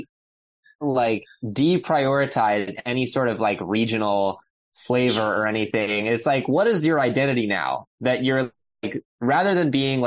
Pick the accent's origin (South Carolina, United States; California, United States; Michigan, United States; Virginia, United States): Virginia, United States; Southeast; also born or lived in Murray Hill, New York; now in Pelham, New York, United States; when I was growing up in Southeast Virginia